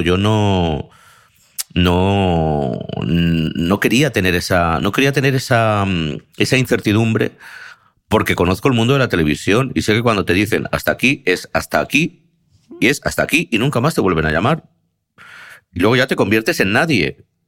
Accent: Spain; soy de España

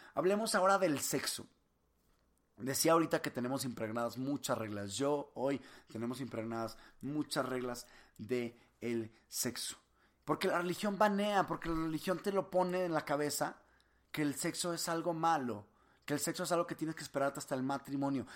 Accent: Monterrey, Nuevo León, Mexico; yo soy de Monterrey, de aquí de Cemex

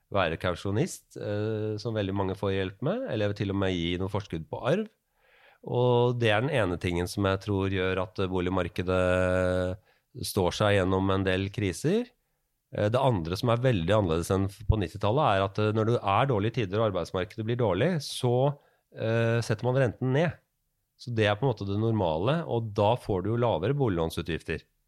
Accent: Norway

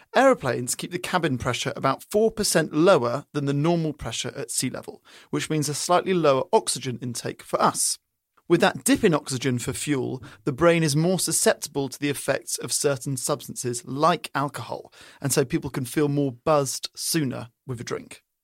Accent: England, United Kingdom; moved away; growing up in England

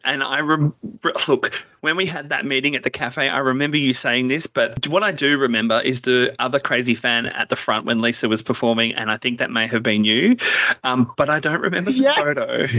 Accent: Melbourne, Victoria, Australia; We're all from Melbourne, actually.

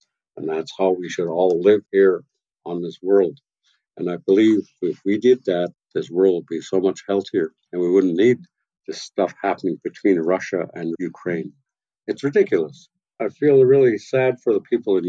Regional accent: Tla-o-qui-aht, west coast of Vancouver Island, British Columbia, Canada; I'm from tlau quer, from the house of Iwas

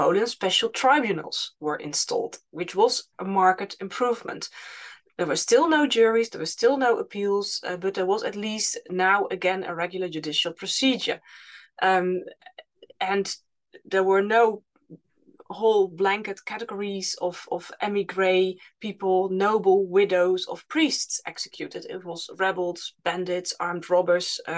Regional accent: Utrecht, Netherlands; in my hometown where I live, in Utrecht

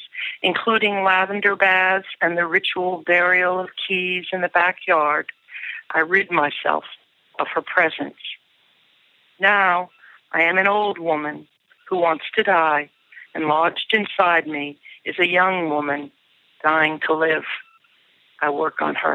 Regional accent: United States; I'm an American poet and essayist

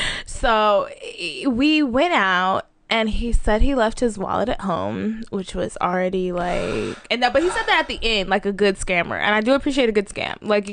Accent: Dallas, Texas, United States; So, yeah, I'm a bird from Dallas.

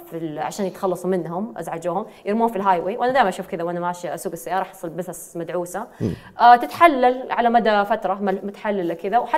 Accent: Eastern Province, Saudi Arabia; born there; accent: Hijazi; انا ولدت في الشرقيه طبعا الناس دائما يحسبوني آه، انه انا ساكنه في جده لانه لهجتي مره حجازيه

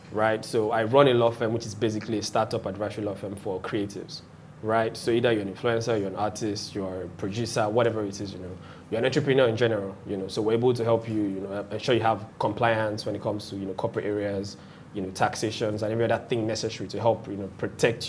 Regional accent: Lagos, Nigeria; also born or lived in Ekiti; I grew up in the Magege area of Lagos with my parents

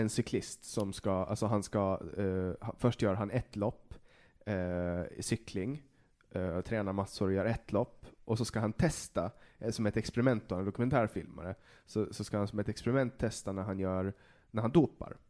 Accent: Åland, Åland Islands; moved away; när jag var hemma på Åland någon gång förra vintern innan jag flyttade tillbaks

